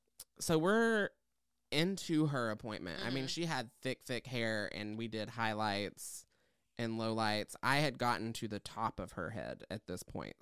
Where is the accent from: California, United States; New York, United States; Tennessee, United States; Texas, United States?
Tennessee, United States; I grew up in Southeast Tennessee.